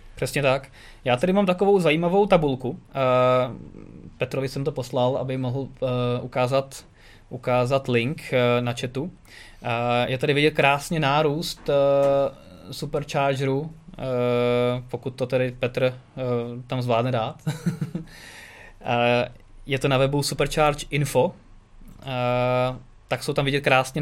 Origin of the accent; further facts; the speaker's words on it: Czechia